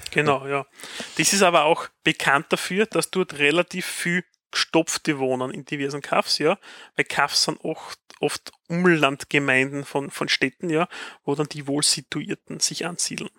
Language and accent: German; Styria, Austria; bei uns in der Steiermark